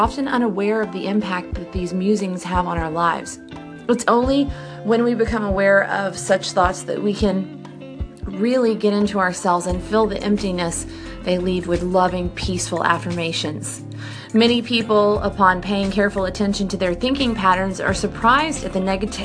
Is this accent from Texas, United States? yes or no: yes; Brenham, Texas, United States; I'm from Brenham, Texas